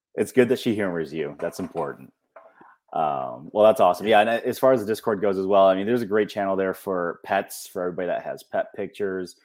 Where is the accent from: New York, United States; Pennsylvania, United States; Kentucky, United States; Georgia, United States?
New York, United States; Western; I grew up in Western New York